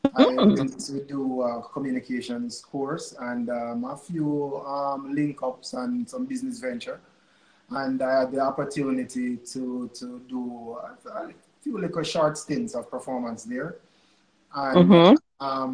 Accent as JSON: {"language": "English", "region": "Clarendon", "country": "Jamaica", "tie": "born or raised there", "moved": "yes", "lives_now": "Kingston, Jamaica", "said": "I was born in Clarendon, grew up in Clarendon"}